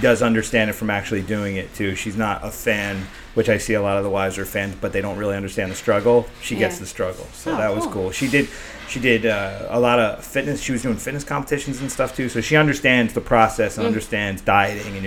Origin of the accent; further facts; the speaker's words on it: New Jersey, United States; us people in Jersey